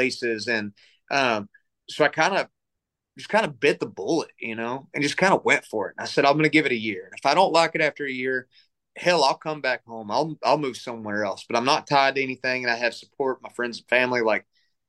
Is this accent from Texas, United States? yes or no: yes; Lubbock, Texas, United States; growing up in Lubbock